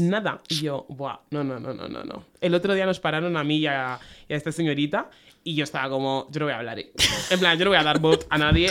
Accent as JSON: {"language": "Spanish", "country": "Spain", "said": "Venimos de España"}